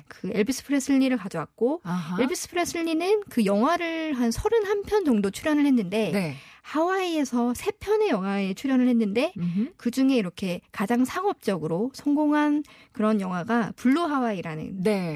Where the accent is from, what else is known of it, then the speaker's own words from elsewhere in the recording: Tongyeong, South Gyeongsang, South Korea; 저는 남해안 출신이거든요